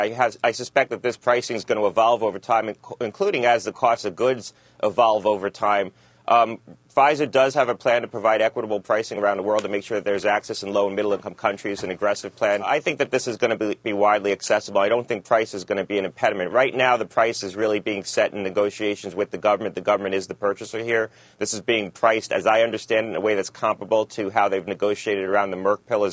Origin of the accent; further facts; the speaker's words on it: Connecticut, United States; my hometown here in Connecticut